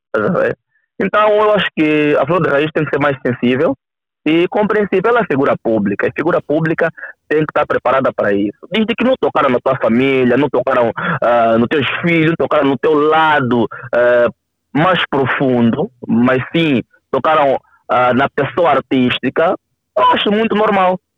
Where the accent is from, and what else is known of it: Cazenga, Luanda Province, Angola